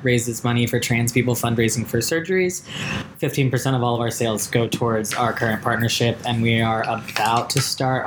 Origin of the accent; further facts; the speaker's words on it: San Antonio, Texas, United States; now in Austin, United States; I'm from San Antonio